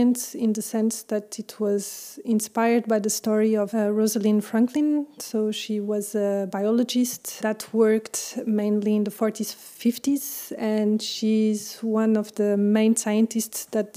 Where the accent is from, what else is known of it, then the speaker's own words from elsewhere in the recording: Portugal; moved away as an adult; also born or lived in France; now in Brussels, Belgium; I'm French, but I grew up in Portugal, and I'm in Brussels since 8 years now.